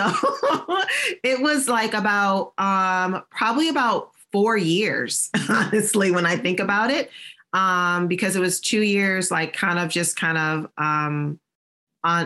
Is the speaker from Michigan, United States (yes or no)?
yes; Michigan, United States; moved away as an adult; also born or lived in Virginia; I'm from Michigan and I was living in Virginia